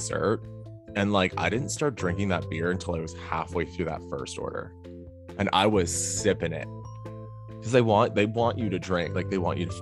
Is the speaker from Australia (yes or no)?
no; Toronto, Ontario, Canada; growing up in Toronto